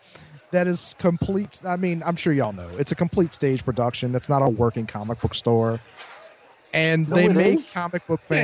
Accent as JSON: {"language": "English", "region": "the South", "country": "United States", "said": "Well, I am from the South."}